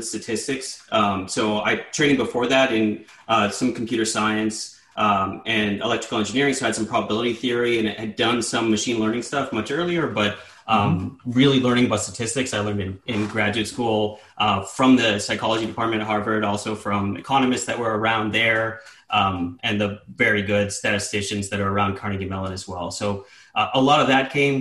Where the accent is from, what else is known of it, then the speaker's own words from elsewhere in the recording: Sudbury, Ontario, Canada; moved away; I grew up a Steelers fan in the 90s, growing up in Northern Ontario